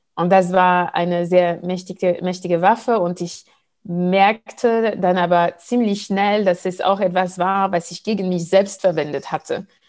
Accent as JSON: {"language": "German", "country": "Martinique", "said": "auf der Insel, wo ich herkomme, Martinique"}